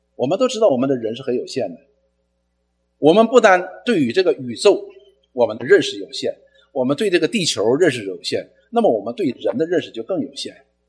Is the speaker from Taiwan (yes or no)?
no; China; 我们中国人